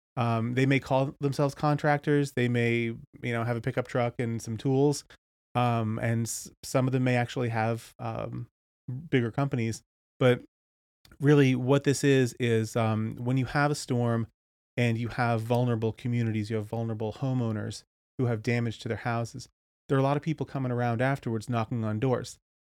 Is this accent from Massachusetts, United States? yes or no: yes; Cape Cod, Massachusetts, United States; So I grew up in the Northeast in Cape Cod, and then went to school in upstate New York.